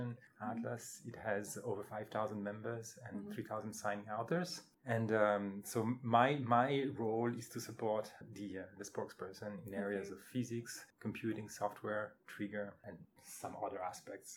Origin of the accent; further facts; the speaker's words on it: France; moved away as an adult; I was born and raised in France.